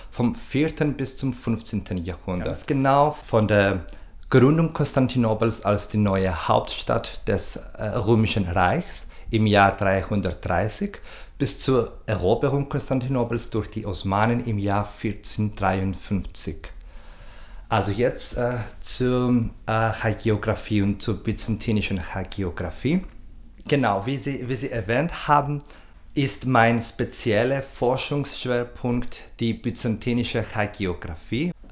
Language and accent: German; Cyprus; moved away as an adult; now in Vienna, Austria; Ich komme aus Zypern, wo ich mein Bachelorstudium abgeschlossen habe. Seit ähm, zwei, äh, 2012 bin ich, wohne und arbeite ich in Wien.